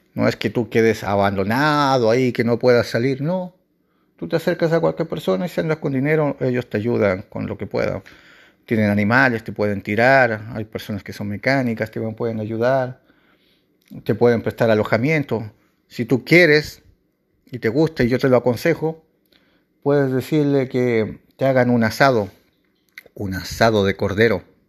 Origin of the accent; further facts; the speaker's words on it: Chile; en mi país, Chile